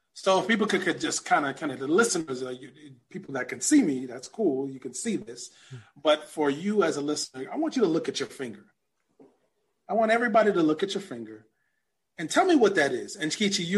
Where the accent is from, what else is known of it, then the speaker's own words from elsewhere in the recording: New York City, New York, United States; also born or lived in Brooklyn, New York; I was born in Brooklyn, raised in Queens. I'm of Jamaican descent